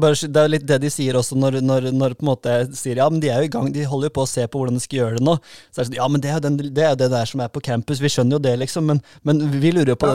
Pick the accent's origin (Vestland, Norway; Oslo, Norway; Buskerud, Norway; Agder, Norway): Agder, Norway; Grimstad; Vi er, er fra Grimstad